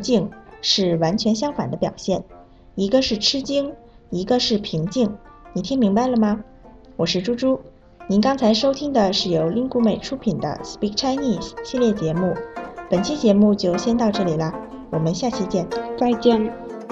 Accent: Zimbabwe; Chinese is a second language; now in China; 我是来自津巴布韦的

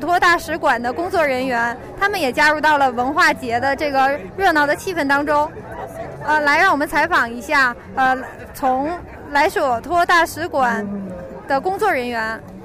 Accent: Hanoi, Vietnam; Chinese is a second language; moved away as an adult; now in Beijing, China; 我是来自河内的，所以我们河内人也有自己的衣服

